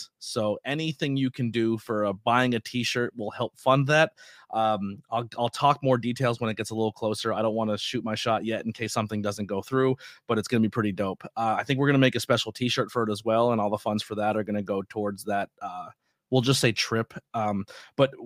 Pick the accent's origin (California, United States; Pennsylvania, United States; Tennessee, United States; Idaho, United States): Pennsylvania, United States; Schuylkill County; born or raised there